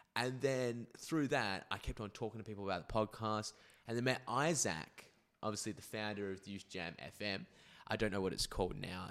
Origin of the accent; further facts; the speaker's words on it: Perth, Western Australia, Australia; born and raised in Perth